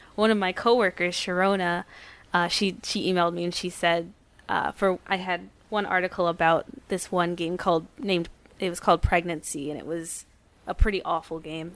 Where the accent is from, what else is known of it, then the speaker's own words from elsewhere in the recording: New Brunswick, New Jersey, United States; I was born and raised in New Jersey